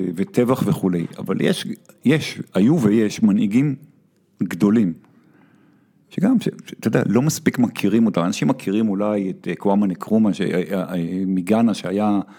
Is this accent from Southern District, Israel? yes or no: no; Tel Aviv, Tel Aviv District, Israel; אני גדלתי בתל אביב